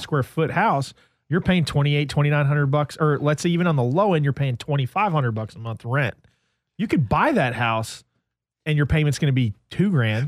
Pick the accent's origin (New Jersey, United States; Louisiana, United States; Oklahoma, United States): New Jersey, United States; moved away; I grew up in New Jersey